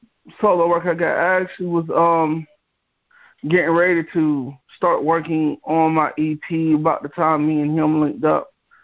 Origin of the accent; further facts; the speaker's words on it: Cuthbert, Georgia, United States; now in Gainesville, United States; I actually am from Cuthbert, Georgia, actually, in between Albany and Columbus. And right now I live in Northeast Georgia in Gainesville.